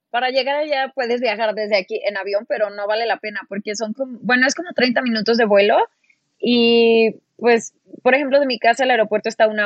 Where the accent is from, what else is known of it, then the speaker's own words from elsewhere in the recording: Mexico; hablar sobre nuestras experiencias viviendo en playas mexicanas como mexicanos.